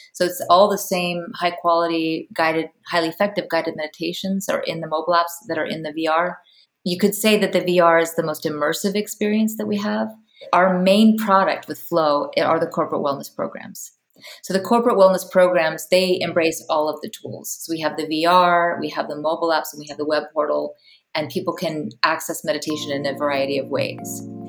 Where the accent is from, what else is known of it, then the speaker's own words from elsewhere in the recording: Palo Alto, California, United States; now in Iceland; I'm originally from Palo Alto, California, but I live in Iceland